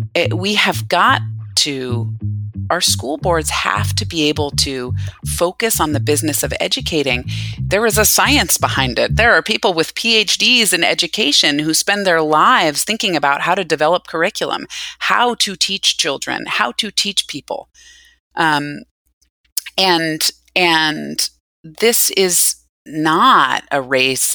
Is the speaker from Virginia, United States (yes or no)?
yes; Northern Virginia, United States; growing up in Northern Virginia